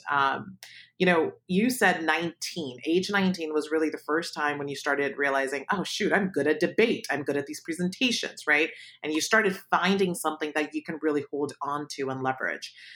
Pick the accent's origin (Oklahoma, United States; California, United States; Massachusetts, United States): California, United States; Palo Alto; also born or lived in Pakistan; I grew up in Palo Alto, I was not affluent, um, we moved there from Pakistan when I was seven